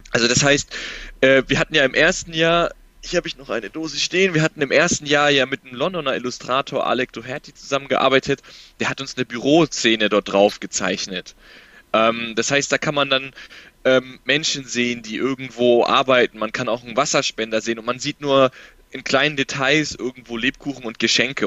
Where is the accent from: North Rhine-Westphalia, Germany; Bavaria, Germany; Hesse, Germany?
Bavaria, Germany; Nuremberg; ich komme aus Nürnberg, wohne in Nürnberg